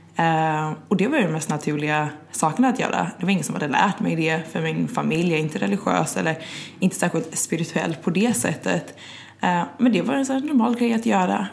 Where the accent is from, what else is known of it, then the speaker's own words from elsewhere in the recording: Gothenburg, Västra Götaland, Sweden; also born or lived in London, United Kingdom; now in Stockholm, Sweden; jag är ju svensk, men från västkusten, från Göteborg